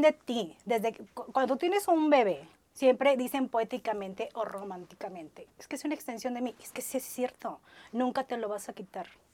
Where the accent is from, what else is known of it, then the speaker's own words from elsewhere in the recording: Ciudad Madero, Tamaulipas, Mexico; moved away as an adult; now in Monterrey, Mexico; soy orgullosamente maderense. Vengo de allá